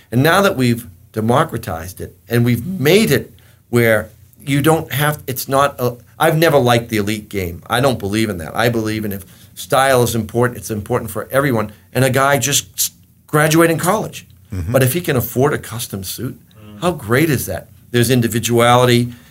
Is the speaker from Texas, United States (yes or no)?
no; Boston, Massachusetts, United States; the Italians seem to have a little bit more respect for me because I was from Boston.